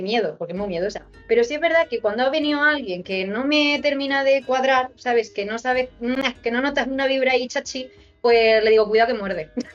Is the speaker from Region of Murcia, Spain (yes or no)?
yes; Murcia, Region of Murcia, Spain; accent: Murcian; Igual, igual de orgulloso tengo yo que estar de mi acento de Murcia